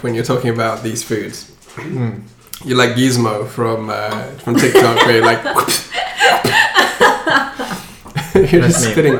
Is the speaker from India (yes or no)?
no; United Kingdom